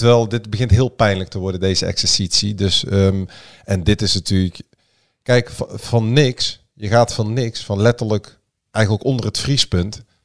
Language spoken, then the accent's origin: Dutch; Breda, North Brabant, Netherlands; ik ben geboren en getogen in Breda